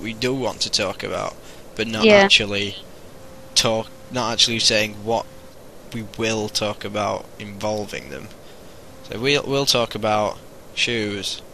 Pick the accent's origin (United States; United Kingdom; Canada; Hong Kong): United Kingdom